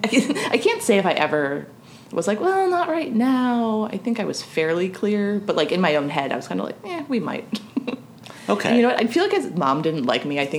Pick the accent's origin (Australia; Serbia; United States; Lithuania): Lithuania; I'm from Lithuania and I consider myself a huge fan of your podcast.